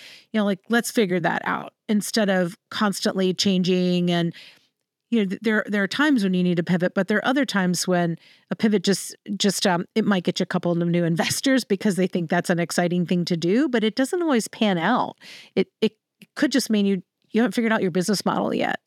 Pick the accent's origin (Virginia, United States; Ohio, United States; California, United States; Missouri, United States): Virginia, United States; Central; I'm from Virginia. I'm from Central Virginia